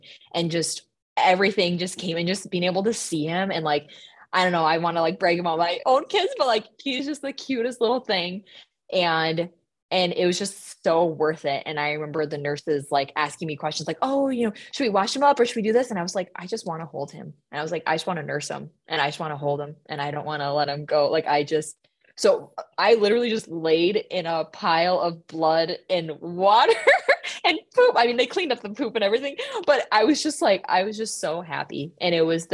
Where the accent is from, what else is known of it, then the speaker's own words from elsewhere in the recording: Minnesota, United States; accent: Minnesota; I let my Minnesota accent come out there.